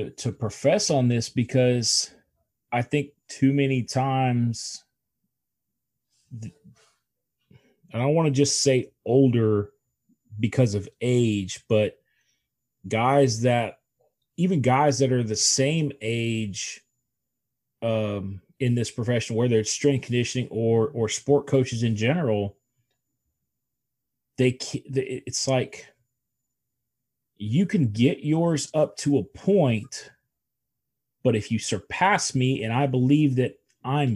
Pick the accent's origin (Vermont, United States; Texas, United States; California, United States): Texas, United States; Houston; I'm Houston born and bred